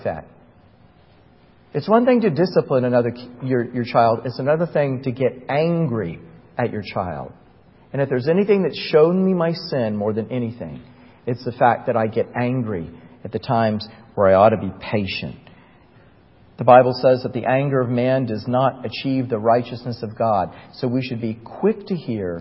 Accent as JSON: {"language": "English", "town": "Titusville", "region": "Florida", "country": "United States", "tie": "born or raised there", "moved": "as an adult", "said": "I was back in my hometown in Titusville, Florida"}